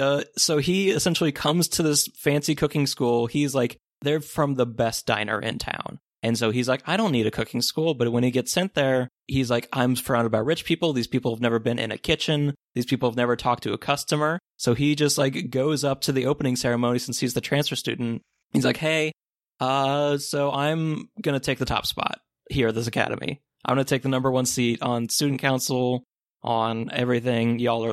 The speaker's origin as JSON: {"language": "English", "country": "United States"}